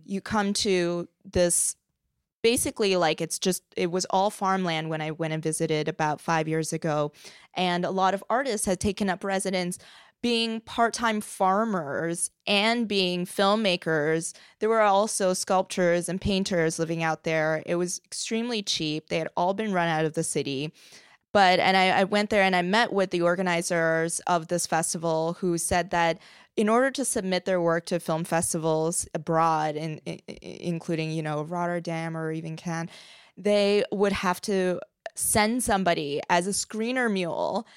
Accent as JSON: {"language": "English", "region": "Beijing", "country": "China", "tie": "born or raised there", "moved": "yes", "said": "when I was growing up in China, in Beijing, my grandmother actually managed a movie theater"}